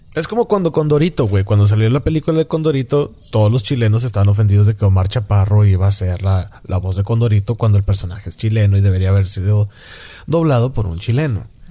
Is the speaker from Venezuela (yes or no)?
no; Mexico; De México